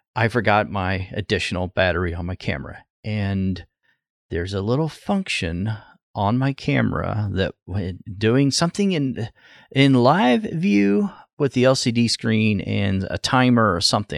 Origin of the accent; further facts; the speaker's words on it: southwest Oklahoma, United States; now in Ohio, United States; I grew up in southwest Oklahoma